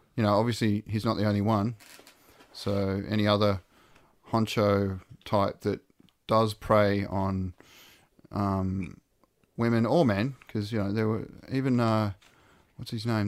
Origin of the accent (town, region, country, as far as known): Australia